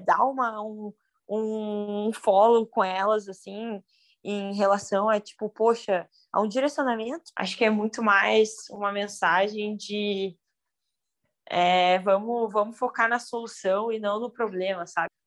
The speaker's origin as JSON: {"language": "Portuguese", "town": "Porto Alegre", "region": "Rio Grande do Sul", "country": "Brazil", "tie": "born or raised there", "said": "Sou de Porto Alegre, nascida, nascida e criada"}